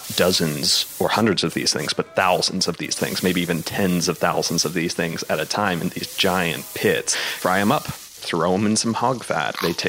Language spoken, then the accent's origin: English; Mormon corridor, United States; I'm from the Mormon corridor in America